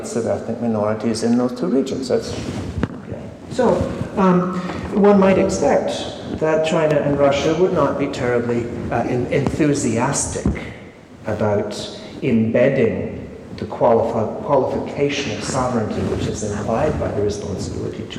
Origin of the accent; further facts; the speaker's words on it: Canada; I come from Canada